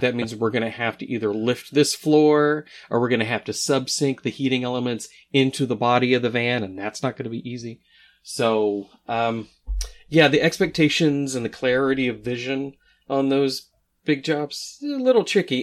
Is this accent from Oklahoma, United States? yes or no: yes; Oklahoma, United States; I grew up in Oklahoma